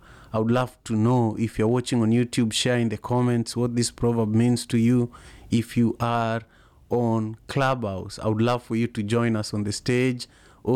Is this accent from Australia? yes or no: no; Kenya; now in Seattle, United States; I am from Kenya originally